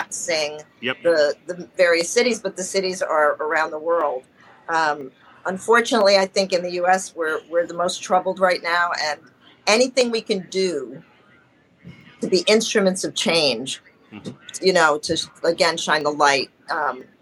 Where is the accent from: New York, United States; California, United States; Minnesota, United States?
New York, United States; New York City; I'm a Latin from Manhattan.